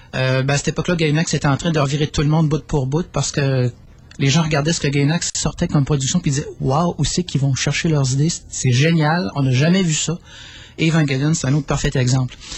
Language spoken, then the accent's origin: French; Quebec, Canada